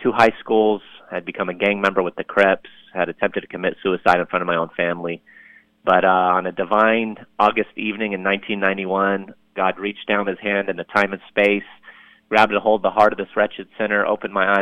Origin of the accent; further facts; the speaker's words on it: Lebanon; now in United States; I'm from Lebanon, as I mentioned a little bit ago, and we immigrated here to the U.S. back in 1980.